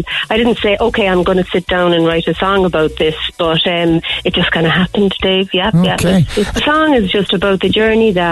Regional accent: Douglas, Munster, Ireland; moved away as an adult; also born or lived in Dublin, Ireland; now in Cork, Ireland; I'm originally from Douglas, I love being back in Cork.

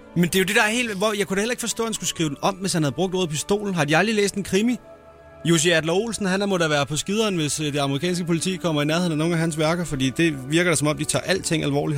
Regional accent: Næstved, Zealand, Denmark; moved away

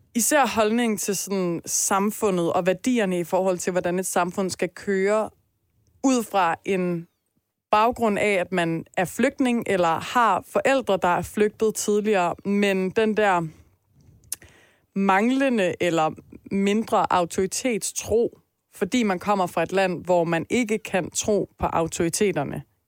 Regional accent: Denmark; jeg i hvert fald som dansker

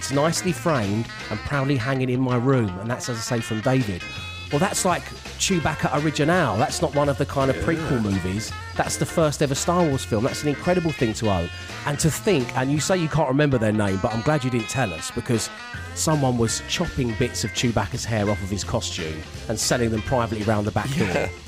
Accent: Germany; born there; because he knew I was born in Germany.

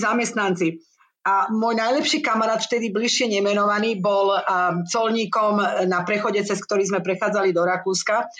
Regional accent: Slovakia; moved away as an adult; also born or lived in Austria; now in Sydney, Australia; odišla som zo Slovenska

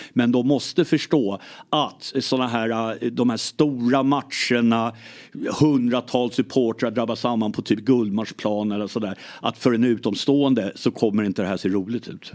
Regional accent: Lidingö, Stockholm County, Sweden; born or raised there; also born or lived in Ireland

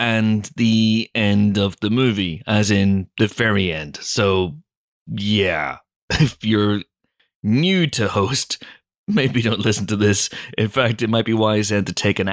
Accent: United Kingdom; We're British

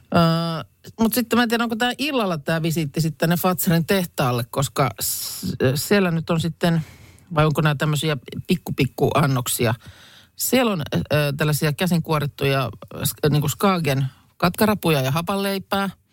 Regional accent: Lahti, Päijät-Häme, Finland; Lahteen ei nyt liitetä juuri mitään, mistä itse olen kotoisin.

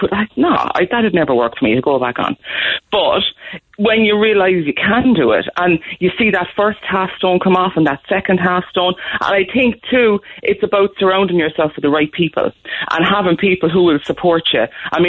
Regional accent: Waterford, Munster, Ireland; now in Cobh, Ireland; I'm from Waterford, Mick, where we also say Shellacky Bookie

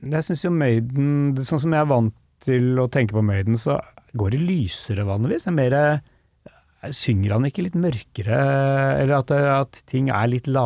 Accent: Norway; first language Norwegian; Jeg skjønner jo ikke engelsk så godt. Oppvokst som er i, i Norge, det er norsk som er mitt morsmål.

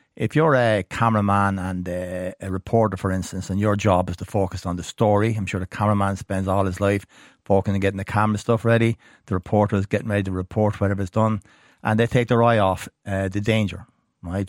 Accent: Ireland; being Irish

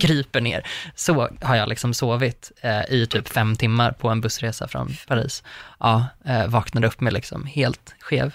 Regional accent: northern Uppland, Uppsala County, Sweden; jag har väldigt mycket den baktakten i hur jag pratar, för att jag är från Norduppland

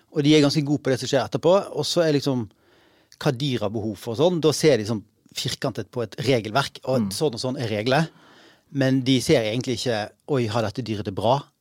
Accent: Bergen, Vestland, Norway; Jeg er jo fra Bergen

